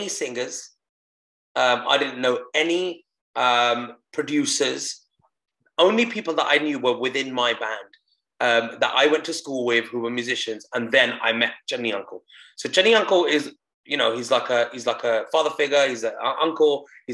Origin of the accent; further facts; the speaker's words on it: United Kingdom; first language Punjabi; born in the UK in a Punjabi family where I weren't allowed to speak English at home